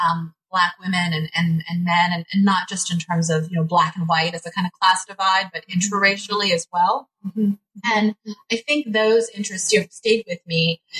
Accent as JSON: {"language": "English", "town": "Los Angeles", "region": "California", "country": "United States", "tie": "born or raised there", "said": "I was born and raised in Los Angeles, California. Mm-hmm. Lived there much of my early life with my family."}